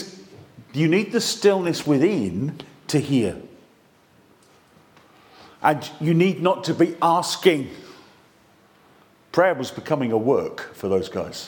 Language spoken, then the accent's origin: English; England, United Kingdom; we're flipping English